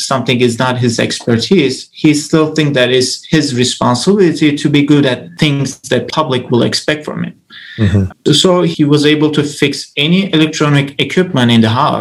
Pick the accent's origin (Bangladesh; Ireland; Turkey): Turkey; moved away as an adult; now in Orlando, United States; I grew up in Turkey. I moved to the United States to study my PhD 6 years ago.